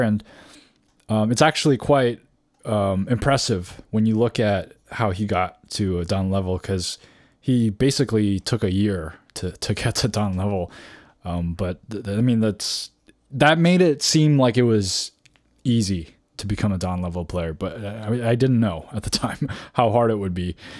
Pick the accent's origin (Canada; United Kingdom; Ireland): Canada; moved away as an adult; now in California, United States; I moved from Canada, is where I grew up, uh, t, uh, and moved to California.